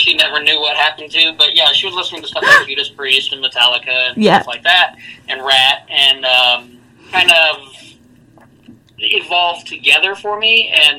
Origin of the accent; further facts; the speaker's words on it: Houston, Texas, United States; also born or lived in Florida / Iowa; I'm from Houston, so we were in transition. I was born in Florida. We moved up to Iowa and then went down to Texas.